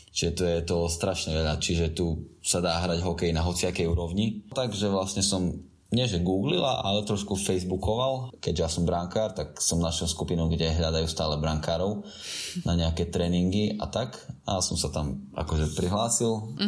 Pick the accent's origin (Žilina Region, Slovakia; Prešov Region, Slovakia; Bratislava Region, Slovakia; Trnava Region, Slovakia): Prešov Region, Slovakia; Humenné; now in Finland; Ja som z Umeného, ja mám ďaleko od Maďarska.